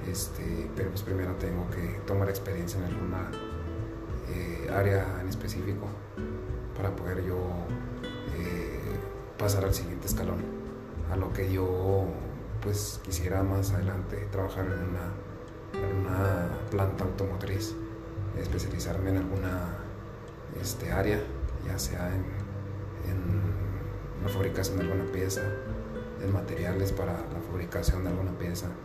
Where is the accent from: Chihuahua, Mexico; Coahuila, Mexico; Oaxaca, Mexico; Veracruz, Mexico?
Chihuahua, Mexico; now in Cananea, Mexico; vengo de otro estado, vengo del estado de Chihuahua y pues ahorita estoy aquí en Sonora, en Cananea